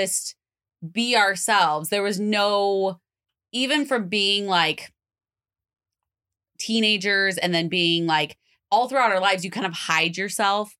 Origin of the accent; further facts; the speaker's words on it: Salem, Oregon, United States; we're from Salem